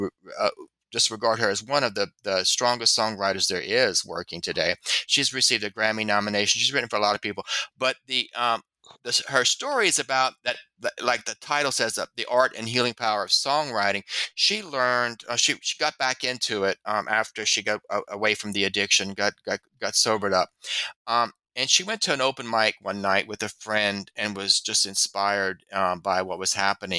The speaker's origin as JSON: {"language": "English", "region": "Louisiana", "country": "United States", "said": "I'm not from Baton Rouge, but I'm from Louisiana."}